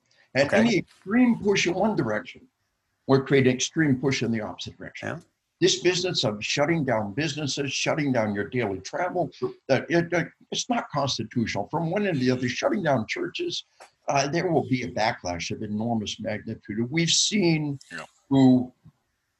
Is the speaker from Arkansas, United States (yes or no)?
yes; Arkansas, United States; We are from Arkansas